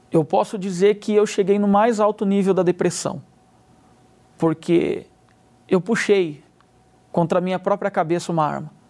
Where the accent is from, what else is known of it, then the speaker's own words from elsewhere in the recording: Limeira, São Paulo, Brazil; tenho 34 anos, sou da cidade de Limeira.